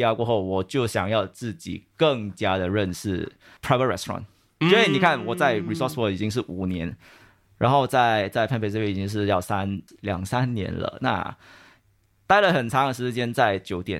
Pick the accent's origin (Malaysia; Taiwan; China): Malaysia; moved away as an adult; now in Singapore; 那其实我是马来西亚人啊，我马来西亚毕业了过后，我就来了新加坡。